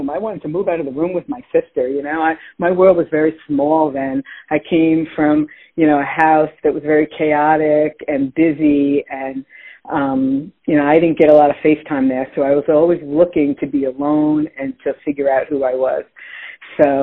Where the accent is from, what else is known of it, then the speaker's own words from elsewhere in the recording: Long Island, New York, United States; growing up in Long Island